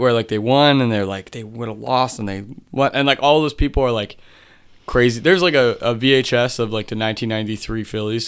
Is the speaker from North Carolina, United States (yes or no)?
no; Marcus Hook, Pennsylvania, United States; also born or lived in Media, Pennsylvania; I grew up mainly in Marcus Hook, Pennsylvania